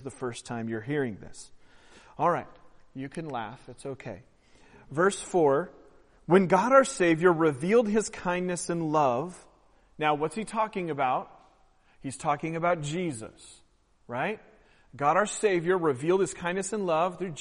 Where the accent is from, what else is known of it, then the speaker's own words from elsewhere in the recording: Oregon, United States; I'm from Oregon